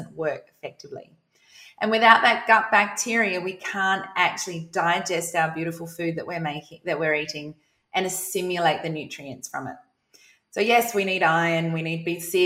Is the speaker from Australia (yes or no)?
yes; South Australia, Australia; moved away as an adult; now in Queensland, Australia; I'm from South Australia